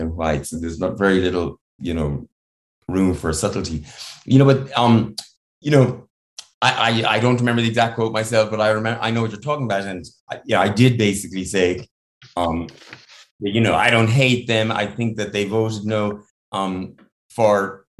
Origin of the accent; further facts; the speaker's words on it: Ireland; I grew up in Ireland in the 70s